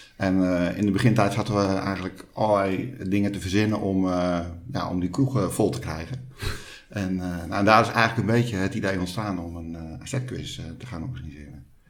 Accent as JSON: {"language": "Dutch", "town": "Hoorn", "region": "North Holland", "country": "Netherlands", "tie": "born or raised there", "moved": "as an adult", "lives_now": "Alkmaar, Netherlands", "said": "opgegroeid in Hoorn maar al ruim 25 jaar woonachtig in Alkmaar."}